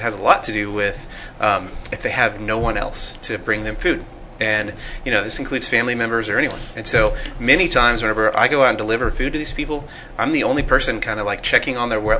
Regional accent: Bedford, Texas, United States; I grew up in Bedford, Texas, just right here.

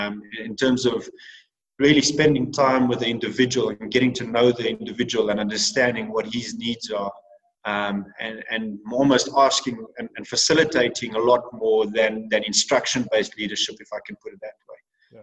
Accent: England, United Kingdom; because of the fact that I was English and I was a leader from the English side of things.

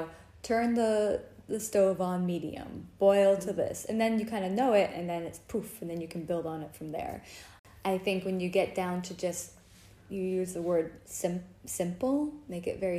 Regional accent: New England, United States; moved away as an adult; now in France; I grew up in New England

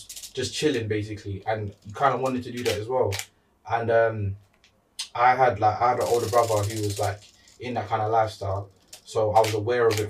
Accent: London, United Kingdom; accent: South London; I was born here, but majority of my family born in Jamaica

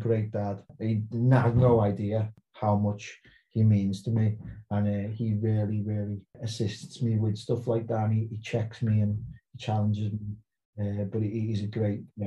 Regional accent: Liverpool, North West England, United Kingdom; accent: Scouse; moved away as an adult; also born or lived in Portsmouth; now in South Coast, England; growing up as a Scouser

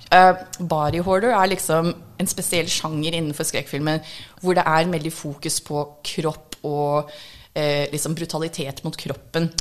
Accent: United States; Norwegian is a second language; now in Norway; Jeg er egentlig amerikansk. Norsk er andrespråket mitt

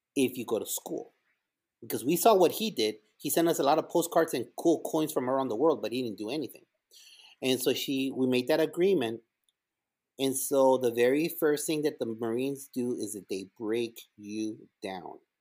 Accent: El Paso, Texas, United States; English is a second language; also born or lived in Ciudad Juarez, Chihuahua, Mexico; now in Garland, United States; we moved over from Ciudad Juarez to El Paso, Texas, and all the teachers there at Bonham Elementary

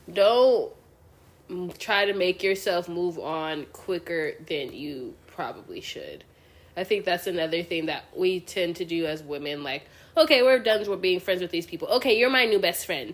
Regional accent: United States; as your American friends

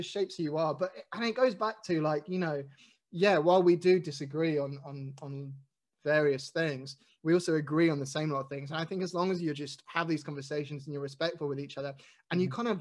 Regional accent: United Kingdom; I'm white and I'm British and I'm probably middle class.

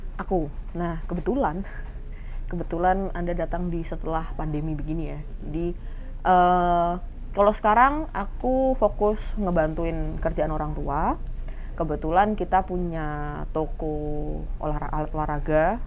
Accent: Semarang, Central Java, Indonesia; moved away as an adult; also born or lived in Surabaya; saya kan dari Semarang terus pindah ke Surabaya masuk kuliahan

